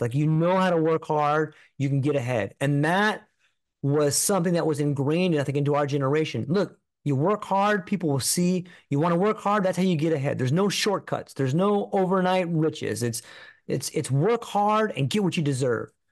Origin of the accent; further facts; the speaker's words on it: Southern California, United States; I grew up in California, in Southern California